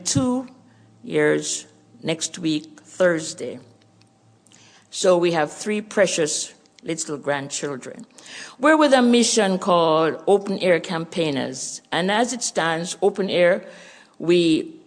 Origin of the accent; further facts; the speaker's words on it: Jamaica; accent: Jamaican; moved away as an adult; also born or lived in Canada; The Lord had it where he prepared us to return to our homeland, Jamaica. As you hear my accent, you know we're Jamaicans